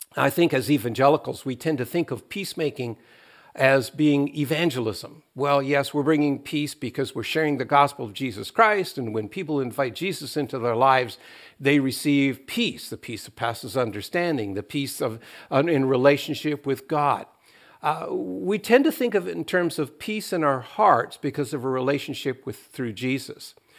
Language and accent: English; Canada; as Canadians